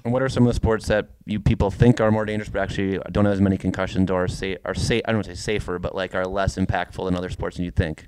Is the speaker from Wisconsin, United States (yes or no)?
yes; Tomahawk, Wisconsin, United States; I'm from Tomahawk, Wisconsin